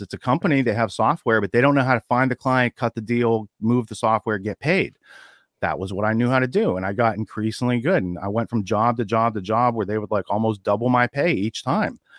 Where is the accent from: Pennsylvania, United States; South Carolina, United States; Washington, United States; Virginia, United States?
Pennsylvania, United States; Western; moved away as an adult; also born or lived in New York City; growing up in Western Pennsylvania where I grew up in a small town